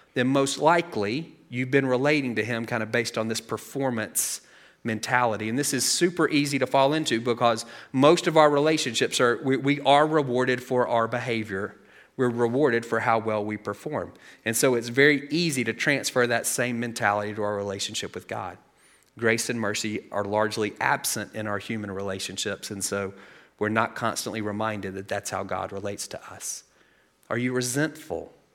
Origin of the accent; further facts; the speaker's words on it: United States; we live in a country where self-reliance is one of our quintessential values. If, like, top three things about being an American, self-reliance is in there somewhere